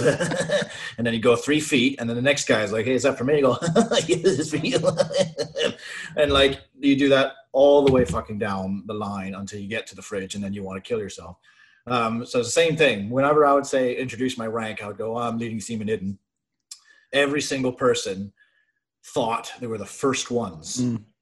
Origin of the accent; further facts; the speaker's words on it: Brockville, Ontario, Canada; also born or lived in Ottawa; the Armory in Brockville, my hometown, happened to be hiring